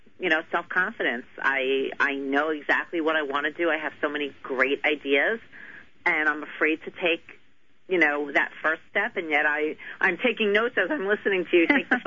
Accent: New York, United States; accent: New York; And I'm in New York.

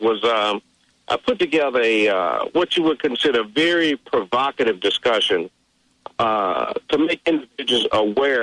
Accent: Mobile, Alabama, United States; I grew up in Mobile, Alabama.

